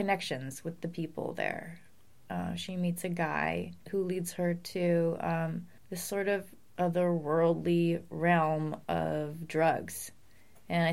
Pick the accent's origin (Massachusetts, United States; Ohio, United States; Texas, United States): Massachusetts, United States; I'm from New England